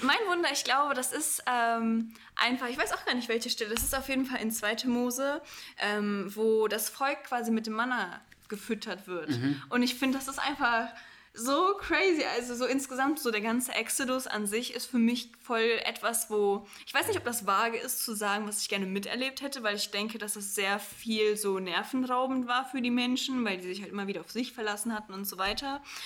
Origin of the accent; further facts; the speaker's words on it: Cologne, North Rhine-Westphalia, Germany; Wir sind äh, beide aus Köln